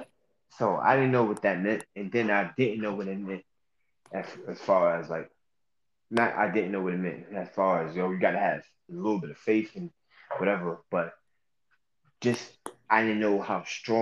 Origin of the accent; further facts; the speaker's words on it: New York, United States; moved away; growing up in New York